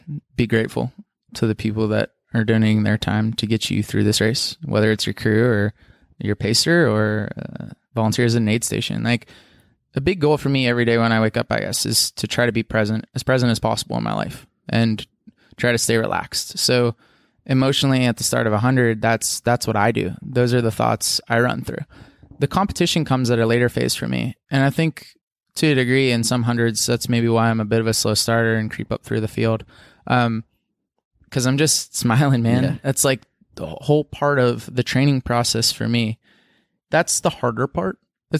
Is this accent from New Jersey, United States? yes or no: no; Pennsylvania, United States; sure, I grew up in Southwestern PA, and that's my home. That's my birth home. My family lives there.